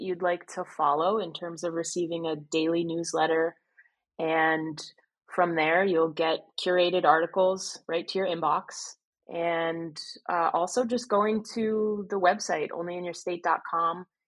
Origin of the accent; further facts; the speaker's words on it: New Jersey, United States; now in Florida, United States; I didn't grow up in Florida, I grew up in New Jersey